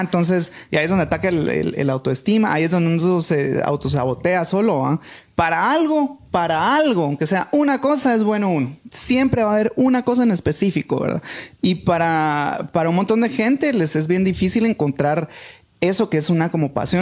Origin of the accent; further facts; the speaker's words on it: Guatemala; somos buenos los chapines